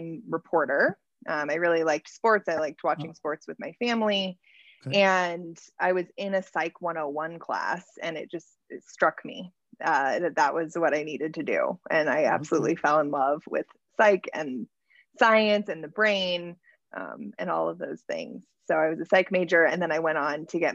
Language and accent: English; Littleton, Colorado, United States; I was born in Littleton and have stayed in Colorado my whole life.